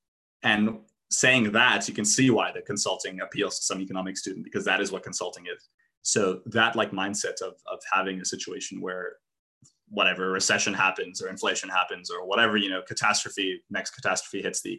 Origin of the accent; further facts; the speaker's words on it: South Africa; moved away; I was almost like, even though I was South African, in some ways, I was like almost a foreigner in my home country.